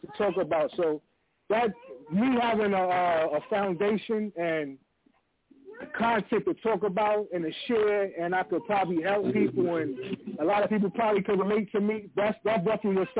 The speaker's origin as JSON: {"language": "English", "town": "New York City", "region": "New York", "country": "United States", "tie": "born or raised there", "said": "growing up in Queens, we used to have Park Jams in the neighborhood"}